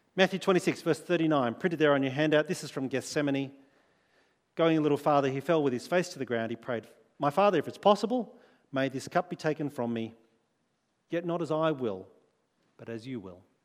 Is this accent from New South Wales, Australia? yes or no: yes; Sydney, New South Wales, Australia; moved away as an adult; now in Adelaide, Australia; I grew up in Sydney. We spent most of our life there.